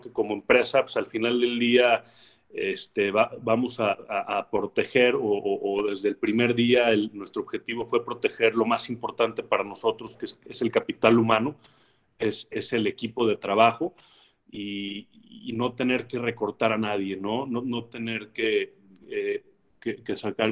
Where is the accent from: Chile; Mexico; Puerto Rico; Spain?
Mexico; como mexicanos y como jóvenes